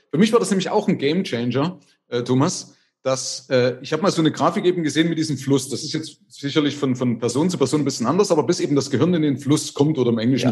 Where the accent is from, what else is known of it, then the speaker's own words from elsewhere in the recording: East Germany, Germany; Aber also ich komme ja aus der DDR.